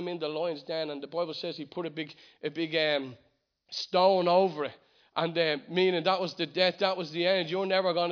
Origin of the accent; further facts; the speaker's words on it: Ireland; as an Irishman